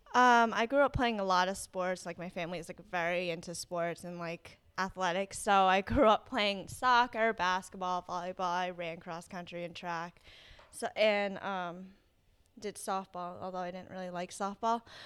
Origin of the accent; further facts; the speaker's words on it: East Greenwich, Rhode Island, United States; also born or lived in South Korea; I grew up in East Greenwich, um, but I, I'm originally from South Korea.